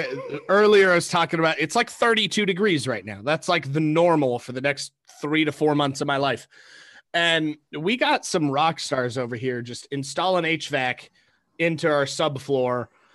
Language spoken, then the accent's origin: English; Seattle, Washington, United States; now in Idaho, United States; I came from Seattle, moved to Idaho in 2000.